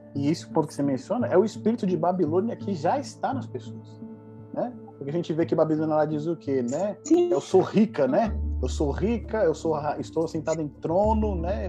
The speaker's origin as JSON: {"language": "Portuguese", "country": "Brazil", "said": "a gente, como um bom brasileiro"}